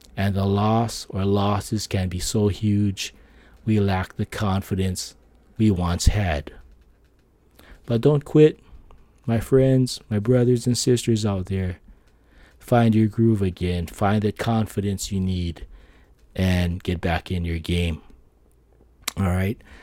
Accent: Philippines; I'm Filipino

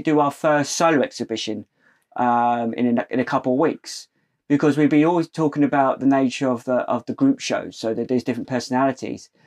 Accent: Portsmouth, South East England, United Kingdom; we're from Portsmouth, uh, and we grew up in that navy town

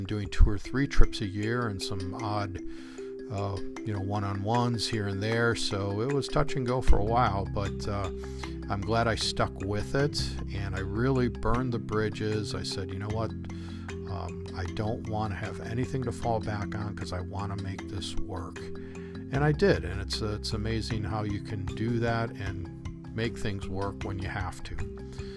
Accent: Chicago, Illinois, United States; moved away; also born or lived in Southern California; Chicago, my hometown

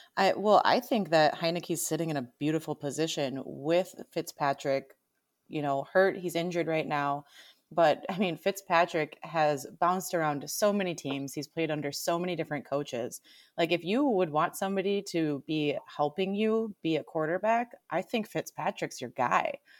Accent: Upper Peninsula, Michigan, United States; now in Madison, United States; even though I live in Madison now, I'm originally from the Upper Peninsula, so Michigan

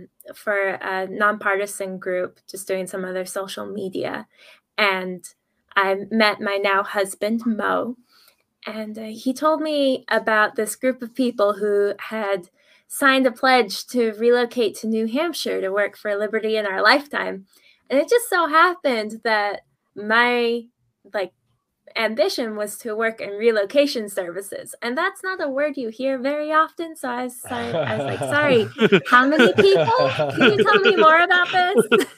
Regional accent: Ireland; I'm from Ireland. And my mother was actually a missionary from the United States to Ireland.

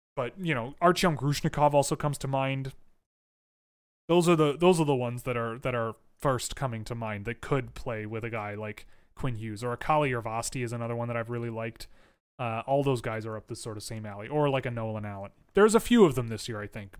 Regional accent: Canada; I'm Canadian

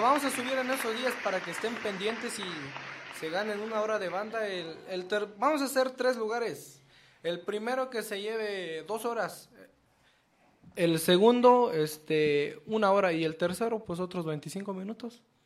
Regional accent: San Miguel del Valle, Oaxaca, Mexico; nosotros somos de Oaxaca

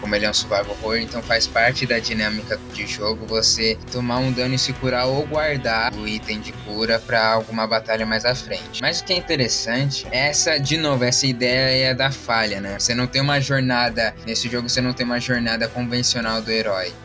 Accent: Brazil; minha própria vida triste como brasileiro

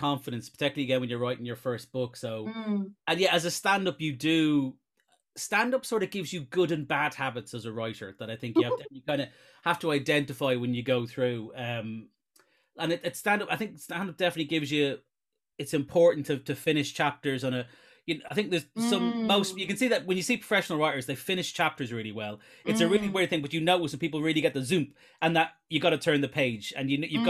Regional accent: Ireland; I am obviously Irish

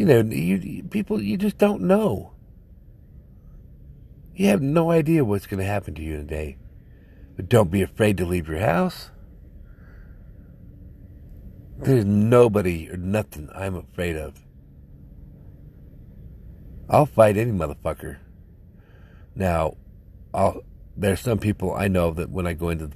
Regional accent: United States; I'm an American citizen

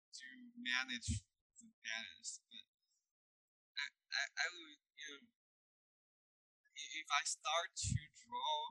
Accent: Beijing, China; moved away; Beijing, China. It's my hometown

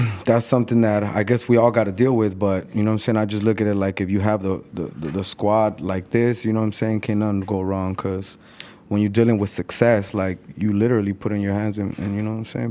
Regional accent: Mexico City, Mexico; now in Los Angeles, United States; I remember being in Mexico and selling newspaper 'cause that's where I was born

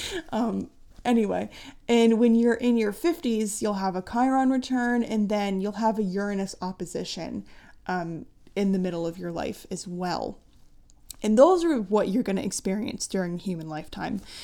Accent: United States; my soul chose to be born in the United States, and I have a deep affinity for my country

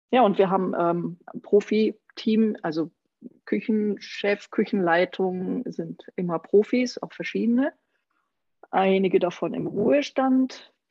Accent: Saarland, Germany; Ich bin zum Beispiel gebürtige Saarländerin

